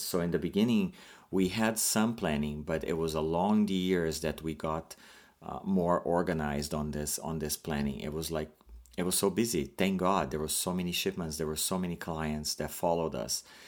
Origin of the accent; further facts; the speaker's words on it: Brazil; moved away as an adult; now in Canada; I am an immigrant from Brazil, and I moved to Canada by myself.